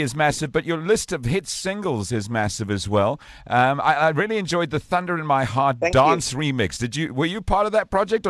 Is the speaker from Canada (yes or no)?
no; Durban, KwaZulu-Natal, South Africa; Come to my hometown.